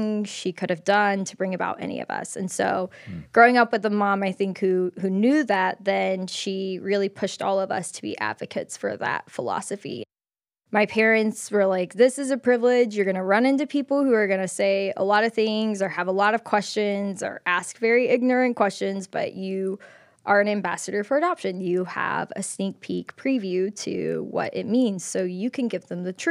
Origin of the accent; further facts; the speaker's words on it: Clemson, South Carolina, United States; moved away as an adult; now in Atlanta, United States; I grew up in Clemson, South Carolina, the town